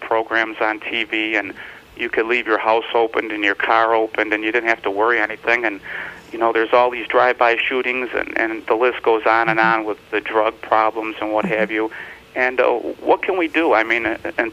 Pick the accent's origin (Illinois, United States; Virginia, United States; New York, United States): New York, United States; We're from New York.